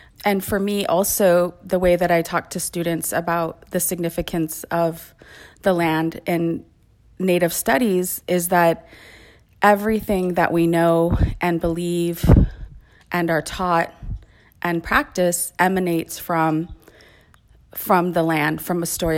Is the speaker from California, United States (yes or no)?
yes; California, United States; And I am Ipai from the Ipai Nation of Santa Isabel, and also Yo'em, which is Yaqui.